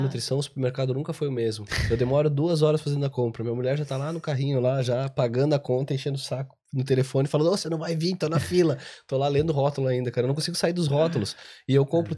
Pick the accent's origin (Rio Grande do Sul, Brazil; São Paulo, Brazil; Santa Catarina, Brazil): Santa Catarina, Brazil; Eu sou de Santa Catarina